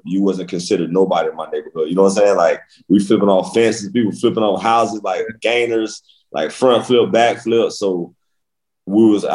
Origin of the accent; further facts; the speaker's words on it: Boynton Beach, Florida, United States; I'm from Boynton Beach, Florida